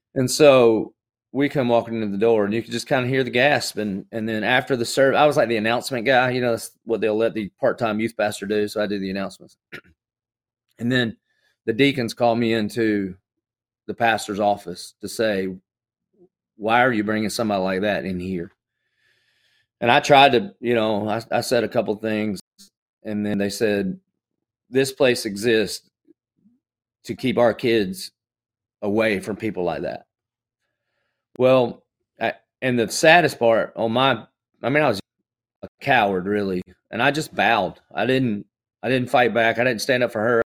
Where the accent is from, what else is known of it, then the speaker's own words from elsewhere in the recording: the South, United States; I grew up in the South, so I, I would have considered myself a Christian just like most good old Southern boys do.